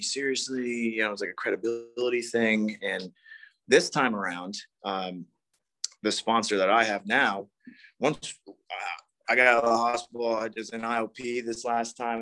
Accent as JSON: {"language": "English", "region": "East Coast", "country": "United States", "tie": "born or raised there", "moved": "yes", "said": "I grew up on the East Coast"}